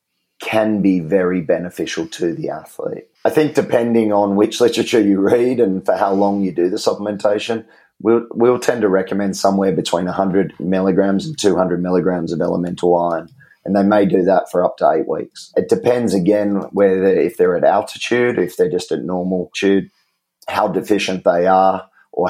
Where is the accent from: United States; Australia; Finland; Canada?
Australia; I'm not a kiwi. I'm an Aussie